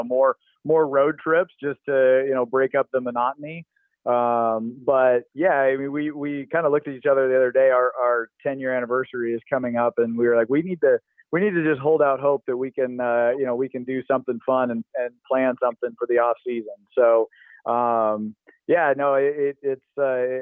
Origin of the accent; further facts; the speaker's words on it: West Coast, United States; growing up on the West Coast